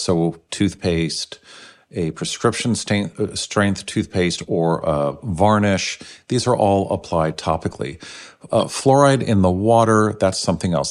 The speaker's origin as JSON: {"language": "English", "town": "San Francisco", "region": "California", "country": "United States", "tie": "born or raised there", "said": "I grew up in San Francisco back in the 60s"}